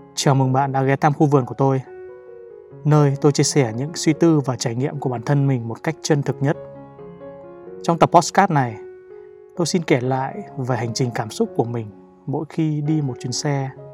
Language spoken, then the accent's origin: Vietnamese; Ninh Binh, Vietnam; moved away as an adult; also born or lived in Hanoi; Quê tôi thì ở Ninh Bình